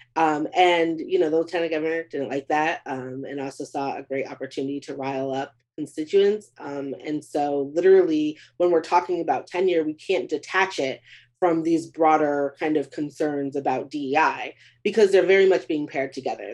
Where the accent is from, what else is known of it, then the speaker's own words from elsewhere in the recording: Beaumont, Texas, United States; my hometown of Beaumont, Texas